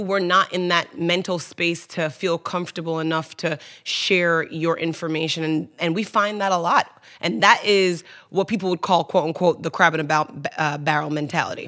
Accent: Kingston, Jamaica; also born or lived in New York; I was born in New York, but raised in Kingston, Jamaica

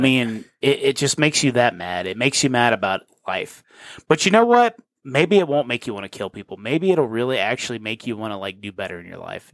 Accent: Georgia, United States; we grew up in Georgia

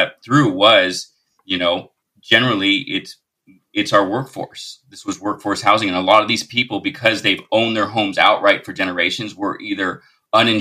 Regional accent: Lahaina, Hawaii, United States; I grew up in Lahaina

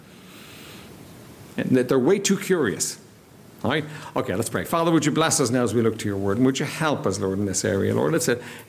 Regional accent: Ireland; we're Irish

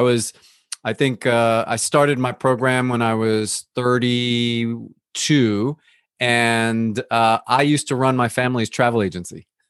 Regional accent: United States; we grew up here in the United States

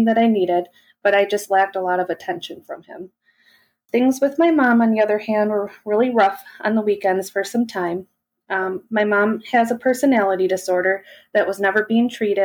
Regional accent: Milwaukee, Wisconsin, United States; I was born in May of 1983 in Milwaukee, Wisconsin

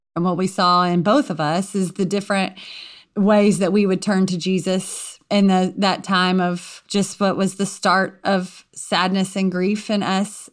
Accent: Louisiana, United States; I grew up, um, in a very small community in Louisiana.

